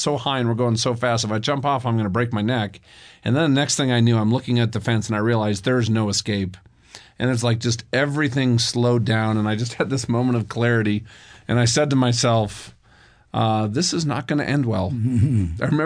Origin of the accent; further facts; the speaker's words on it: Minnesota, United States; I grew up in Minnesota